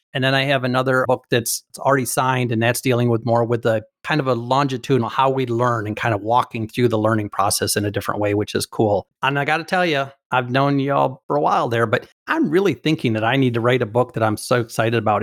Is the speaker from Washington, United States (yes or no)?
no; Michigan, United States; I'm from Michigan.